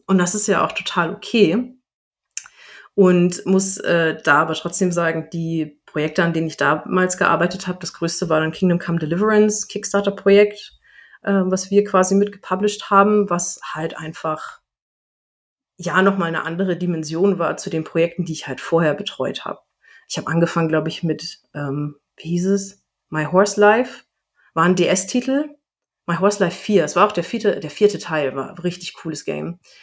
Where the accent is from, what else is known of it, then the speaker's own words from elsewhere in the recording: Bavaria, Germany; moved away; ich komme ja ursprünglich aus Bayern